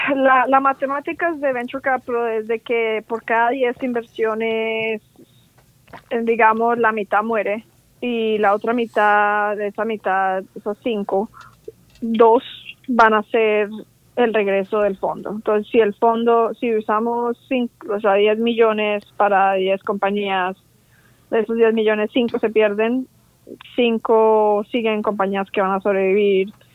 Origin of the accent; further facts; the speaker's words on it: Orlando, Florida, United States; also born or lived in Bogotá, Colombia; now in San Francisco, United States; Yo nací en Bogotá, Colombia, y vine con mi familia. Como a los siete años tenía yo cuando emigramos a Estados Unidos, a la Florida. Y, me, crecí ahí en, Orlando, Florida, hasta college